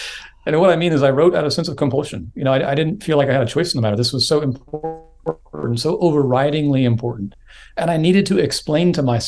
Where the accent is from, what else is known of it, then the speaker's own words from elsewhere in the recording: West Coast, United States; I was raised in the West Coast and was raised in a church-going family.